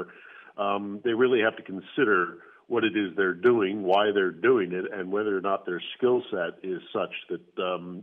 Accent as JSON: {"language": "English", "country": "United States", "said": "I am an American in Ukraine"}